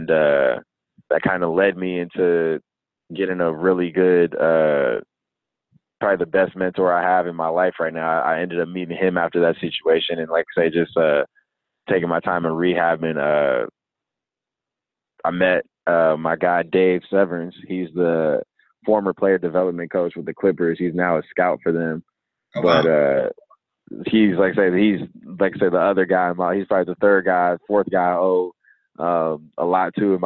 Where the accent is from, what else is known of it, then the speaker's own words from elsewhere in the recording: California, United States; I'm from California.